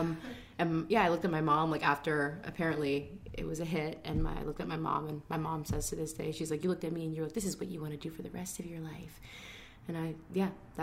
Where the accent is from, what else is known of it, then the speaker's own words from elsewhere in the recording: New York, United States; also born or lived in Bronx, New York / Rockland County, New York / Suffern, New York; I was born and raised in New York, I was born in the Bronx, but kind of raised all over. I went to school in Rockland County and Suffern